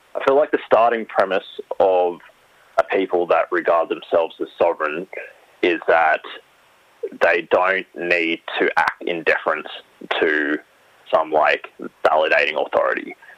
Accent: New South Wales, Australia; post-colonial Aboriginal cultures that I grew up with in New South Wales

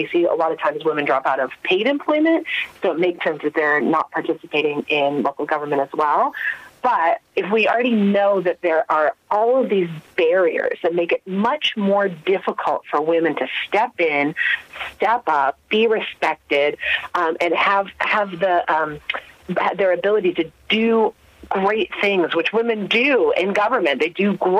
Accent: United States; accent: American; moved away; you can tell from my accent, I'm an American

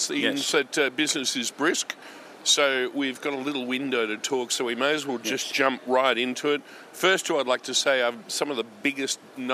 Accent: Australia; I'm an Aussie

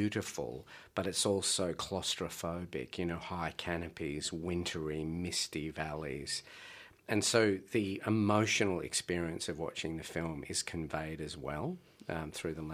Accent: Blue Mountains, outside Sydney, New South Wales, Australia; moved away as an adult; now in Melbourne, Australia; I grew up in the Blue Mountains outside of Sydney, and I moved down here about 12 years ago

